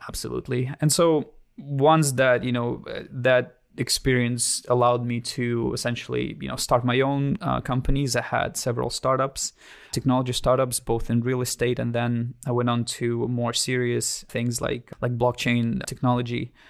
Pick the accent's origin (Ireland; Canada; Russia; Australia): Russia; Siberia; English is a second language; moved away as an adult; now in United States; I was born and raised in Russia until the age of nineteen